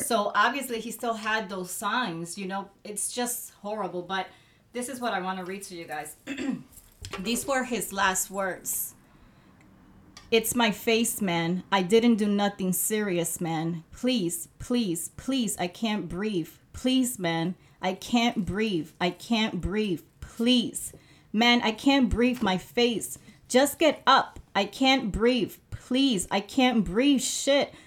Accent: Puerto Rico; moved away; I grew up in Puerto Rico

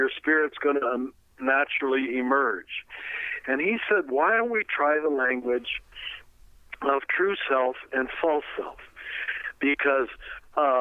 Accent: United States; you and I grew up in America, we called ourselves Americans

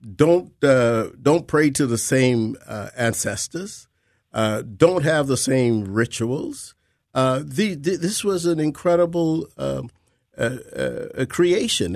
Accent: Georgia, United States; I was born in Georgia, and I think my family can go back five generations

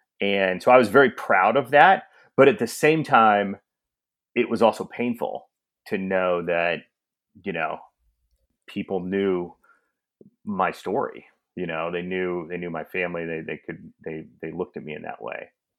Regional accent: Kansas, United States; moved away as an adult; also born or lived in Singapore; No, I'm born and raised from Kansas. My father actually went to my high school. I went to Rockhurst High School.

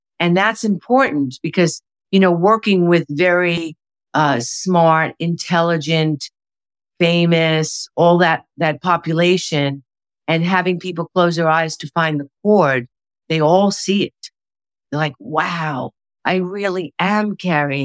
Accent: New York, United States; I'm a New Yorker

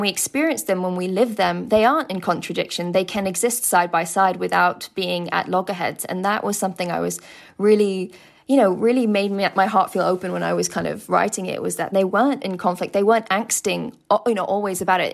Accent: United Kingdom; being a British Muslim or from you know Pakistani background

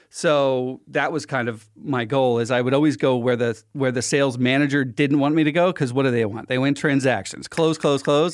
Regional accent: Philadelphia, Pennsylvania, United States; I'm from Philly

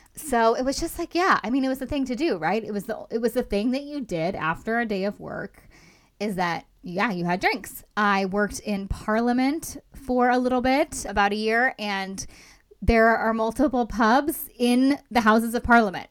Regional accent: Los Angeles, California, United States; I'm from Los Angeles originally.

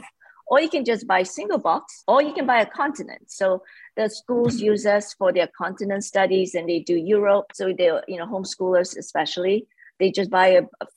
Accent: Malaysia; moved away; I grew up in Malaysia

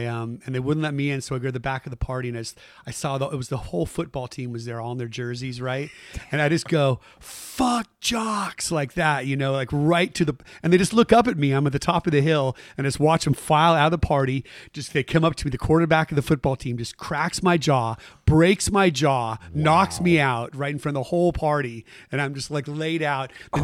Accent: Saratoga, California, United States; also born or lived in Bay Area; Saratoga is where I grew up.

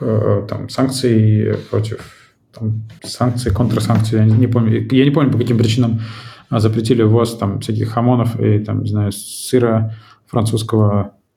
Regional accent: Saint Petersburg, Russia; moved away as an adult; now in Tbilisi, Georgia; родился и вырос в Петербурге

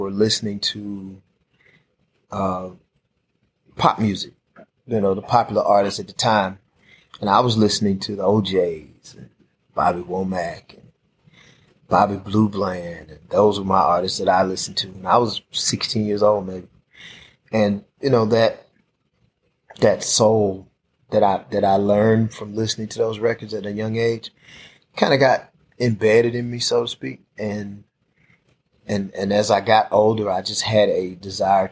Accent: Jackson, Mississippi, United States; I was born and raised in Southwest Jackson

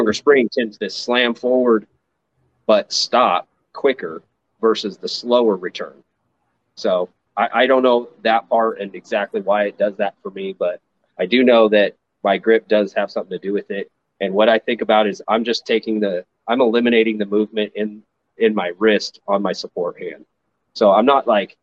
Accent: Redding, California, United States; also born or lived in Nevada; I was born and raised in Redding, California, where I live now.

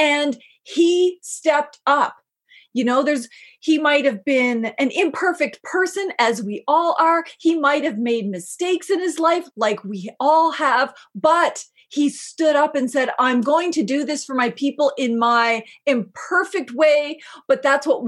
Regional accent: Canada; I'm not from Shikwetmik territory, I'm from Mi'kma'ki

